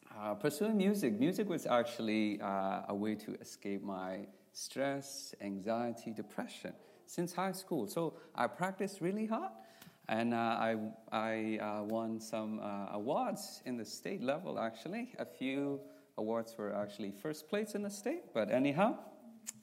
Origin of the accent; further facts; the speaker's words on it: Myanmar; moved away; I'm from Burma. Like I said, my ethnicity is called Karen.